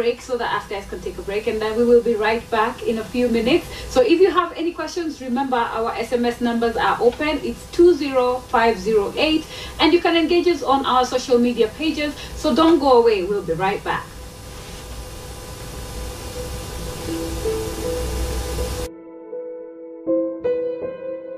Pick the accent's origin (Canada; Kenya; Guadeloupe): Kenya; Kisii County; we're both from Kissy.